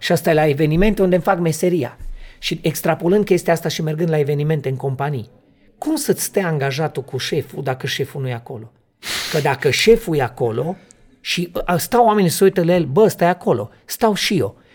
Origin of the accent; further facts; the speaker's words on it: Transylvania, Romania; eu sunt din Translin, România